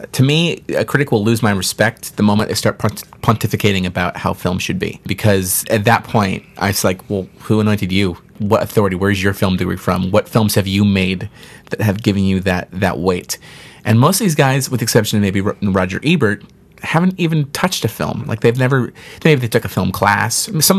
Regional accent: Ireland; We're both Irish, so it's like...

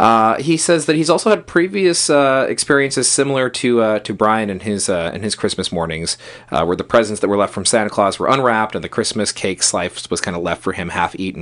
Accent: Dublin, Leinster, Ireland; I'm half Irish, and I grew up in Dublin, so maybe this is an Irish thing.

